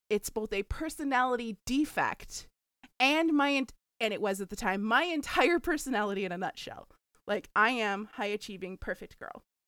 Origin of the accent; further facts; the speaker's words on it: the South, United States; I'm from the South.